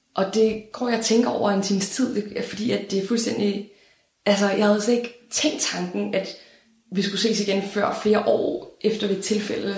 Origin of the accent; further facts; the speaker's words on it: Denmark; jeg er fra Danmark